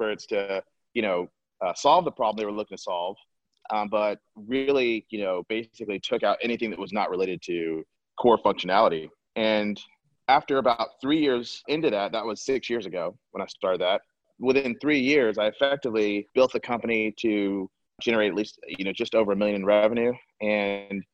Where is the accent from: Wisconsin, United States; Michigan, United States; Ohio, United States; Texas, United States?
Texas, United States; Northeast; moved away as an adult; also born or lived in Dallas, Texas / San Antonio, Texas; now in Austin, United States; I was born in Dallas, but raised in Northeast Texas.